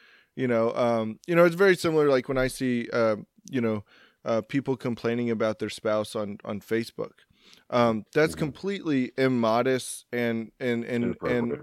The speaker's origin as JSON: {"language": "English", "region": "Texas", "country": "United States", "moved": "yes", "said": "I'm from Texas"}